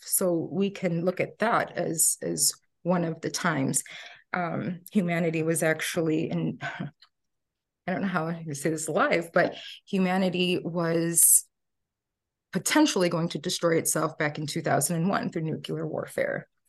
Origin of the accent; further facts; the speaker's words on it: outskirts of Chicago, Northwest Indiana, United States; I grew up in Northwest Indiana, outskirts of Chicago